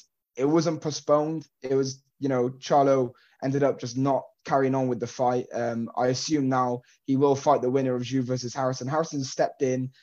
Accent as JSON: {"language": "English", "country": "United Kingdom", "said": "as British fans"}